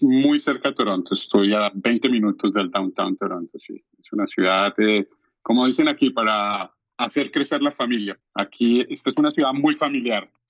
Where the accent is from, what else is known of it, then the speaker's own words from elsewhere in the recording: Colombia; moved away as an adult; now in Mississauga, Canada; soy diseñador industrial de Colombia, de la Universidad Nacional de Colombia. He trabajado durante 30 años en diseño y desarrollo de producto, fui profesor en Colombia durante 20 años